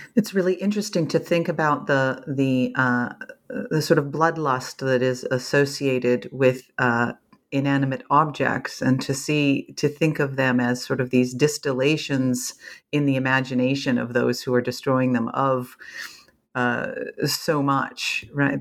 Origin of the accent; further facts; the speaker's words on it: Canada; as a Canadian